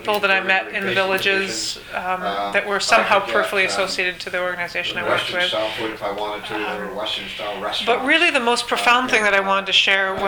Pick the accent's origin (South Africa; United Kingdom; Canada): Canada; Cortes Island, British Columbia; also born or lived in Indonesia